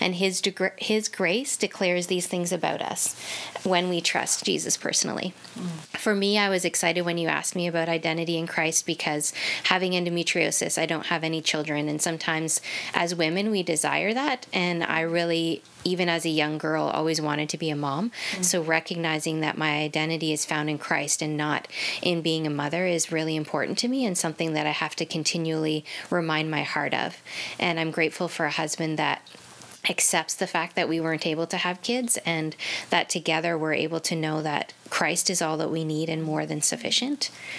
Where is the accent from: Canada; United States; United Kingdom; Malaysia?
Canada; Ontario; I was born and raised in Ontario. Mm-hmm. We moved a fair amount because of my dad's work, but that really taught me contentment in adjusting to different environments and different hometown, so that was good for me.